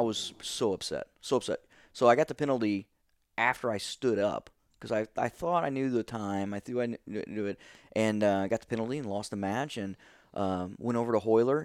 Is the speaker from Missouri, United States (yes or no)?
yes; Steelville, Missouri, United States; moved away as an adult; also born or lived in Saint Louis, Missouri; eighteen years old, um, Stillville